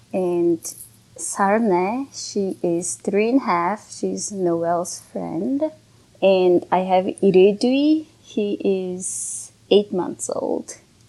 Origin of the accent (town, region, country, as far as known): Mongolia; born or raised there; moved away as an adult; also born or lived in Connecticut, United States; now in Minneapolis, United States